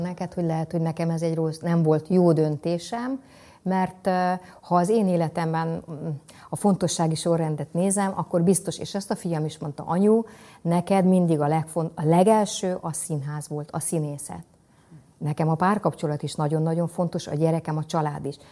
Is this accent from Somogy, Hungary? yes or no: yes; Somogy, Hungary; mind a ketten somogyiak vagyunk